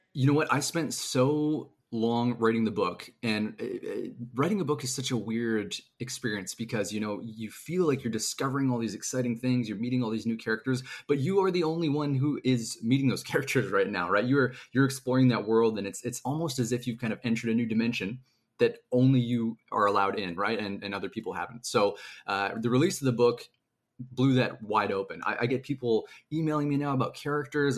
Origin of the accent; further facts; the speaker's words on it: Canada; I am a Canadian author